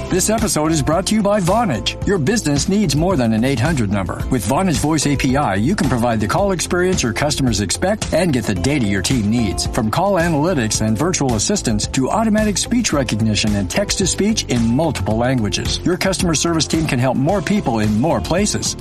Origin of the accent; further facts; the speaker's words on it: Costa Rica; moved away as an adult; now in New York, United States; I was born and raised in Costa Rica.